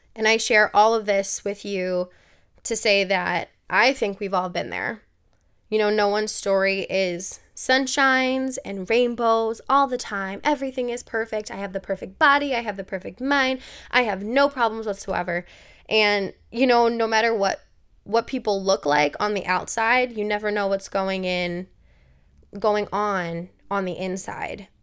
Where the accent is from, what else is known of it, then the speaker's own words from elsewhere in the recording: Milwaukee, Wisconsin, United States; I grew up in Milwaukee, Wisconsin